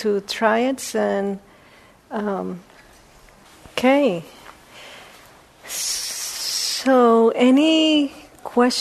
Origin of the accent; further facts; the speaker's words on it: Puerto Rico; I was born in Puerto Rico.